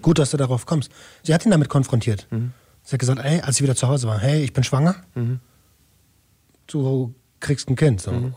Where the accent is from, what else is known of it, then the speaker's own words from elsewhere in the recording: Berlin, Germany; moved away; ich komme aus Berlin-Tempelhof